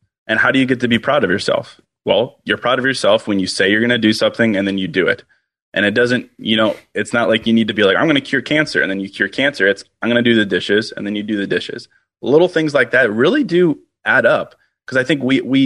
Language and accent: English; Virginia, United States; now in Chicago, United States; I grew up in Virginia